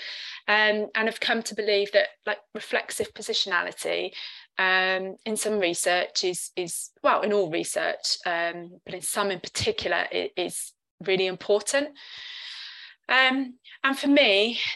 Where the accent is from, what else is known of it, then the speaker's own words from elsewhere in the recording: London, United Kingdom; first language English; moved away as an adult; now in Cardiff, United Kingdom; I'm a British citizen from London, but living in Cardiff